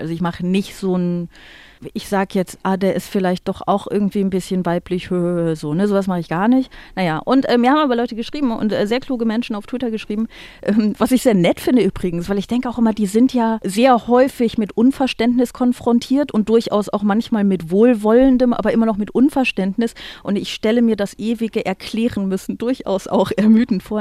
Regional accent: Aachen, North Rhine-Westphalia, Germany; Ich komme ja aus Aachen

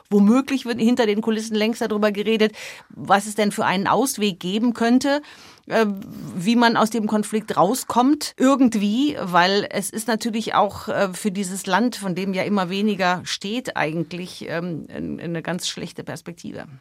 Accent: Germany; now in United States; bei uns in Deutschland

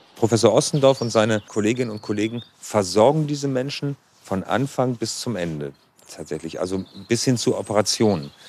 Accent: Hamburg, Germany; Ich bin Horner, also ich komme ja hier nicht aus Billstedt, sondern aus dem Nachbarstadtteil.

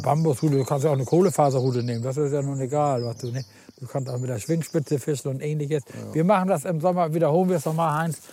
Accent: Husum, Schleswig-Holstein, Germany; ich bin ja in Husum groß geworden

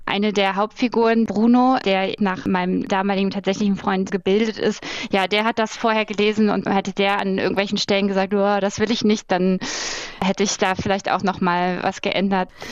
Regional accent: Berlin, Germany; da, wo ich herkomme, aus der Platte in Hohenschönhausen

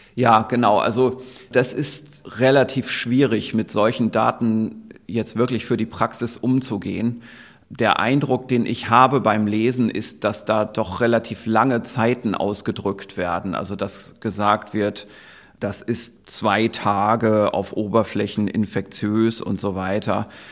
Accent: Germany; bei uns in Deutschland

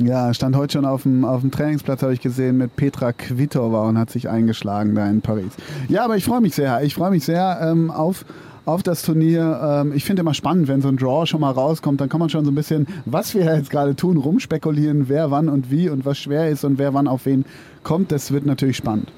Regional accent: Münster, North Rhine-Westphalia, Germany; in Münster, in meiner Heimatstadt

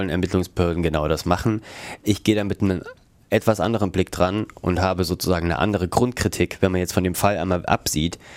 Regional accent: Germany; Äh, wir kommen aus Deutschland.

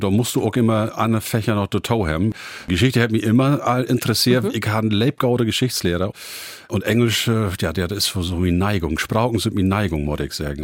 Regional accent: Emsland, Lower Saxony, Germany; accent: Low German (Plattdeutsch); first language Low German; als Native Speaker in Emsland

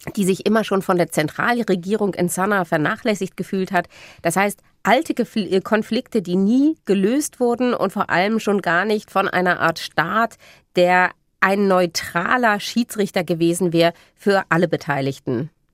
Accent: Germany; bei uns in Deutschland

